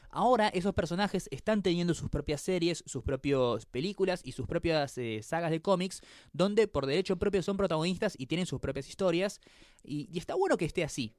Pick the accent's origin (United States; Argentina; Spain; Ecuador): Argentina